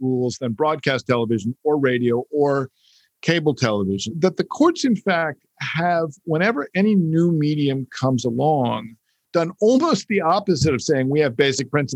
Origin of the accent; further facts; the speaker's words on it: United States; as an American who grew up in not just a country governed by the First Amendment